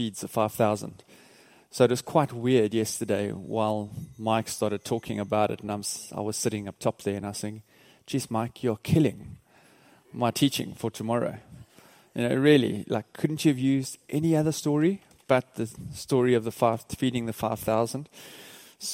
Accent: Port Elizabeth, Eastern Cape, South Africa; we're from South Africa, a place called Port Elizabeth

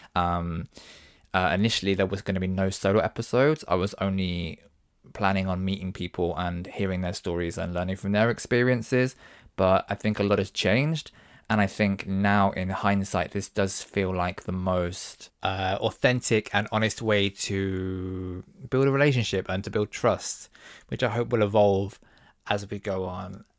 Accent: Devon, South West England, United Kingdom; now in London, United Kingdom; I'm actually from Devon. Um, and when I grew up in Devon, it was the nineties

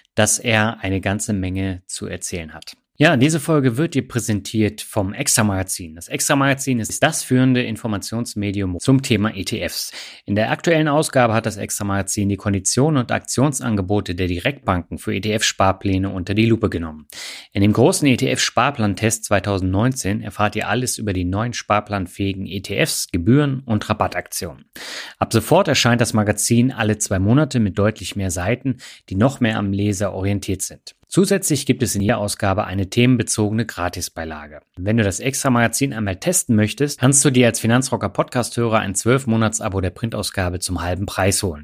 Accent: Swabia, Germany; moved away; in meine alte Heimat, nämlich das Schwabenland

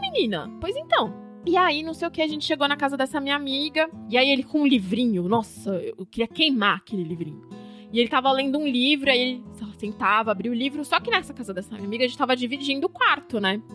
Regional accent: Campinas, São Paulo, Brazil; eu sou de Campinas e não conhecia São Paulo direito

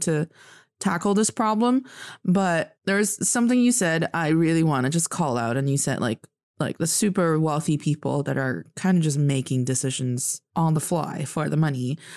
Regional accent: Northeast China, China; also born or lived in United States; now in Beijing, China; I am from the northeast part of China, proudly repping Dongbae

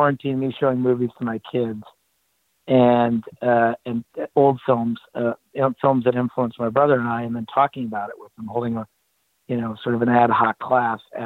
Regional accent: Cleveland, Ohio, United States; We grew up in Cleveland, Ohio, the tough-nosed working class town.

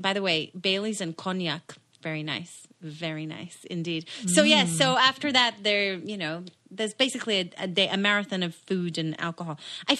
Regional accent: Israel; moved away; So, growing up, we didn't do Christmas cause I grew up in Israel and nobody does serve Christmas in Israel.

